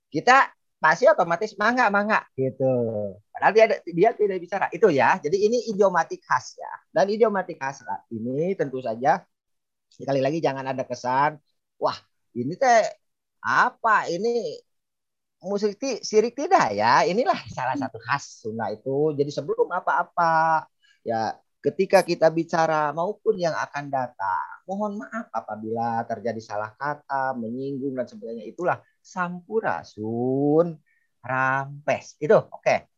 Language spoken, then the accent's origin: Indonesian; West Java, Indonesia; kita orang Sunda men ingin mencari misalkan kisah sejarah di Lontar